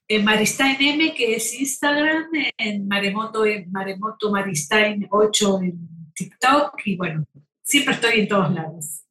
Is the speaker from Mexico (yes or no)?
no; Argentina